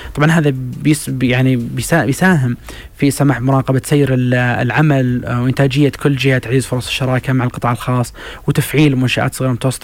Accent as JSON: {"language": "Arabic", "country": "Saudi Arabia", "said": "حنا ترى كسعوديين"}